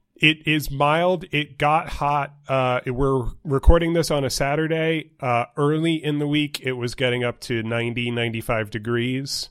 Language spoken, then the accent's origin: English; New York, United States; moved away as an adult; also born or lived in Pennsylvania / Ohio; now in Tucson, United States; growing up in New York